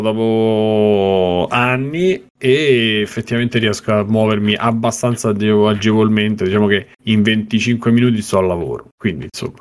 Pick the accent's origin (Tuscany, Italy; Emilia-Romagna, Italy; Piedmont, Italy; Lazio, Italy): Lazio, Italy; Rome; io che sono romano